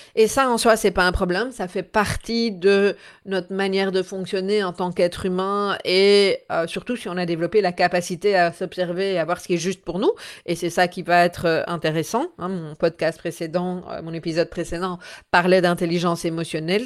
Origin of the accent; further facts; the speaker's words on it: Belgium; chez nous en Belgique